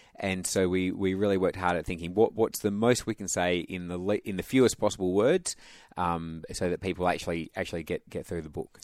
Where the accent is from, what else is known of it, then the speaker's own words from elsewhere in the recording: Perth, Western Australia, Australia; I'm from Perth, went to state schools, but was from a Christian family